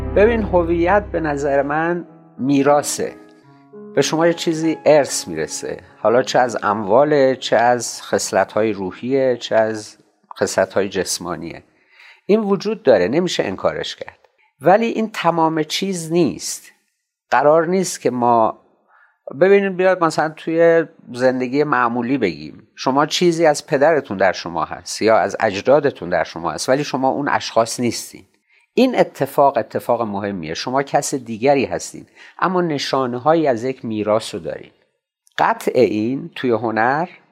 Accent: Shiraz, Fars, Iran; born or raised there

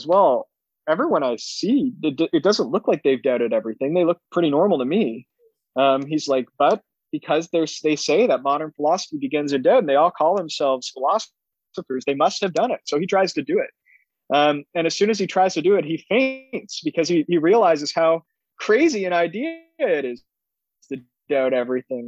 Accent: Canada; as a Canadian

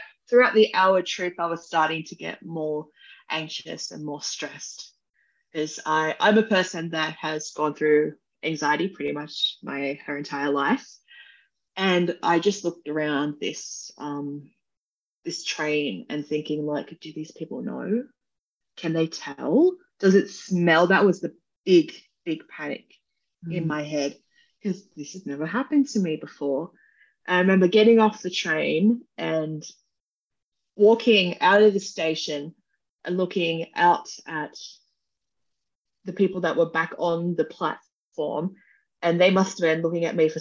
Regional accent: Wollongong, New South Wales, Australia; I'm from Wollongong, which is a city south from Sydney

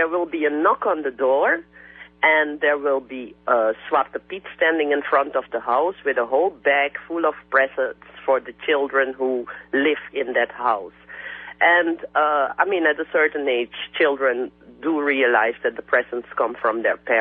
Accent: Suriname; countries like Suriname, where I come from, which used to be a Dutch colony

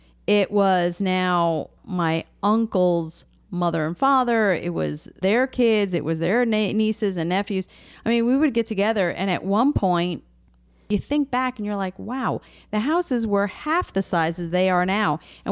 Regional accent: United States; also born or lived in Galicia, Spain; we grew up in New Jersey, New York area where everything was very close.

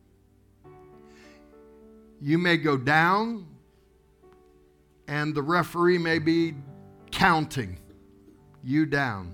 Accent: Tulsa, Oklahoma, United States; accent: Okie; moved away as an adult; we're here from Tulsa, Oklahoma, and we're pastoring a church

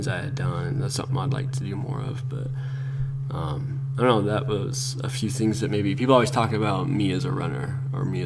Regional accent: Grand Junction, Colorado, United States; also born or lived in Orem, Utah / Lindon, Utah / Cedar City, Utah / Atlanta, Georgia; now in Utah, United States; But I was born in Colorado, Grand Junction, to be specific, and then sooner or later migrated to Utah, where I consider home now

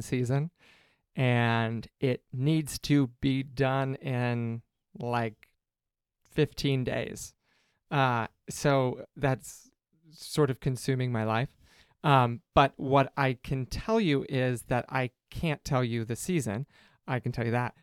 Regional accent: Cincinnati, Ohio, United States; now in Chicago, United States; I'm from Cincinnati

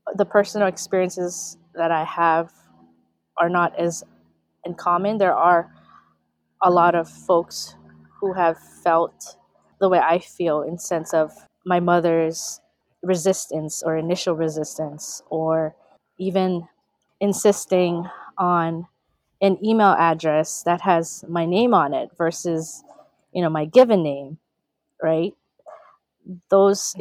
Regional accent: Honolulu, Hawaii, United States; also born or lived in Ilocos Region, Philippines; grew up primarily in Honolulu, Hawaii, in Kalihi Palama

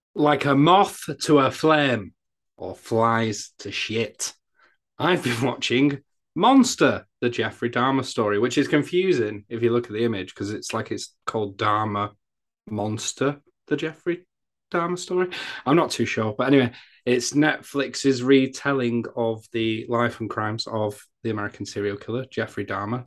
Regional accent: England, United Kingdom; I'm English

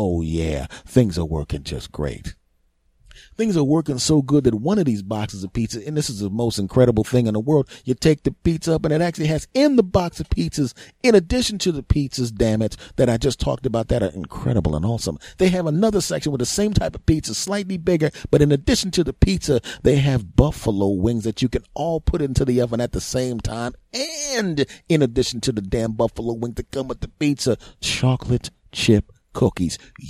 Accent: Philadelphia, Pennsylvania, United States; I'm from Philly originally.

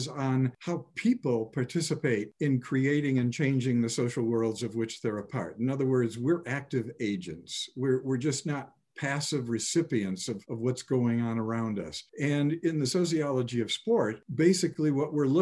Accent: Chicago, Illinois, United States; moved away as an adult; growing up in Chicago

